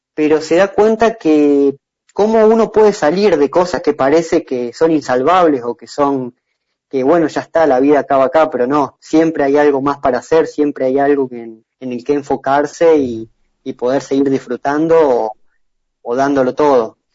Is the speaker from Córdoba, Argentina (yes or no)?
yes; San Francisco, Córdoba, Argentina; yo soy de San Francisco, de acá, muy cerca de María Juana